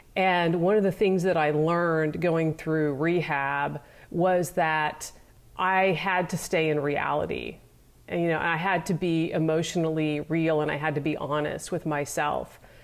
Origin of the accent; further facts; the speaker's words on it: Nebraska, United States; even though I grew up in Nebraska, I wasn't really a farm girl.